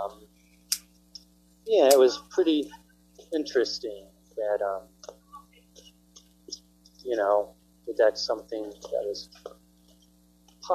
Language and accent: English; New York, United States; I was born in New York.